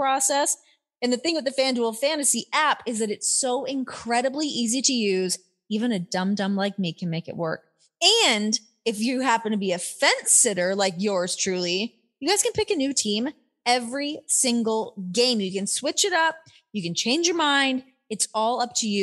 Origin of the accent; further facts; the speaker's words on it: Canada; now in United States; I grew up in Canada